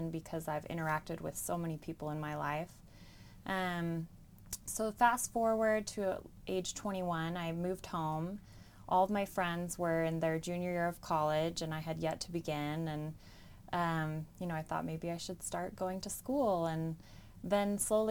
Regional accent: Bountiful, Utah, United States; I grew up in Bountiful, Utah.

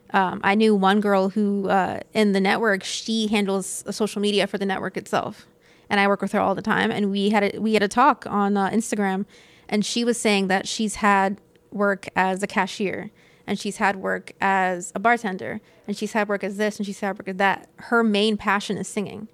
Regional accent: Citrus County, Florida, United States; also born or lived in Inverness; I grew up in Citrus County

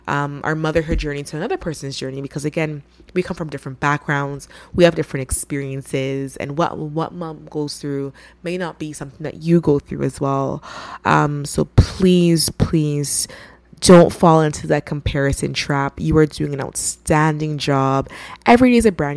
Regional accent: Ghana; I'm from Ghana, which is in West Africa

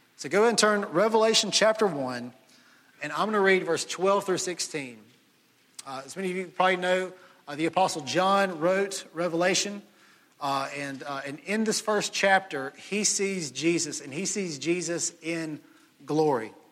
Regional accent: Jackson, Mississippi, United States; moved away as an adult; now in Starkville, United States; I grew up in Jackson, Ole Miss fan all my life

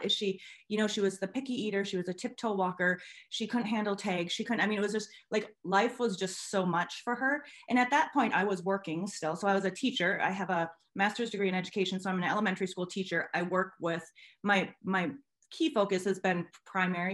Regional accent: Minnesota, United States; I am from Minnesota in the USA.

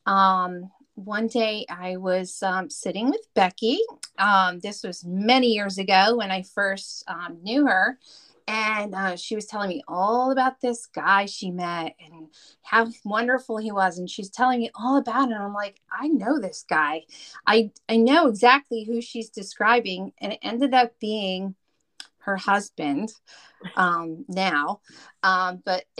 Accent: New Jersey, United States; I'm from North Jersey

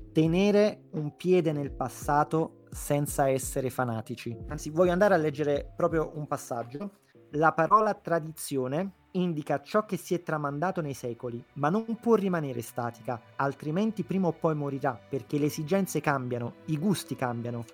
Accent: Naples, Campania, Italy; proprio da napoletano

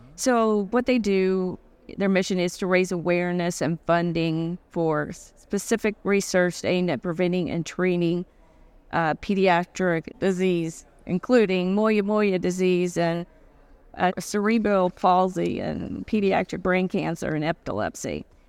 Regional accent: Arkansas, United States; moved away as an adult; now in Connecticut, United States; I'm originally from Arkansas. So, uh, I was raised in Arkansas. I moved to Connecticut about twenty-five years ago

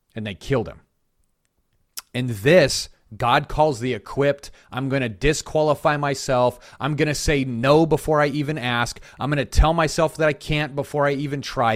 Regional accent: Colorado, United States; now in South Carolina, United States; I'm from Colorado

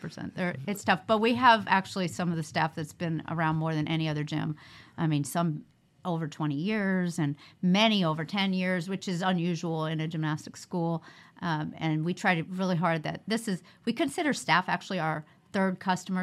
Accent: New York, United States; moved away as an adult; also born or lived in Oklahoma; now in Las Vegas, United States; I grew up in New York

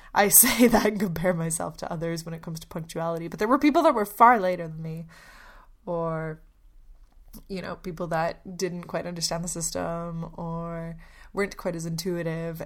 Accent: Canada; moved away as an adult; also born or lived in Poland; now in Melbourne, Australia; I'm Polish, but I grew up in Canada.

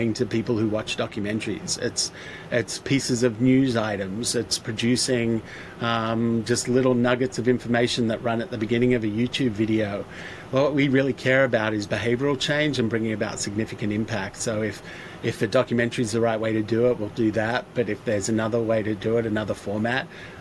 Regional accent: Australia; moved away as an adult; now in Los Angeles, United States; being an Aussie and identifying as an Aussie

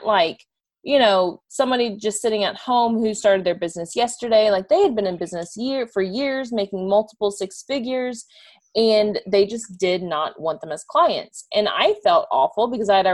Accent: Houston, Texas, United States; moved away as an adult; also born or lived in Cincinnati, Ohio; I'm from Houston, Texas

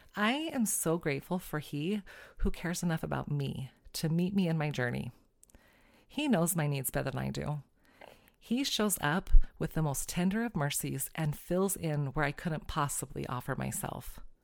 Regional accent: California, United States; moved away; also born or lived in Glasgow, Montana; growing up in California, my family would go to our favorite Mexican restaurant, the Hacienda

